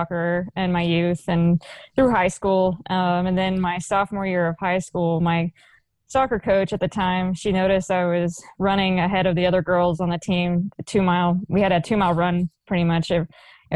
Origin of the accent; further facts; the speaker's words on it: Burleson, Texas, United States; growing up in the Dallas-Fort Worth Metroplex, it was a pretty competitive area.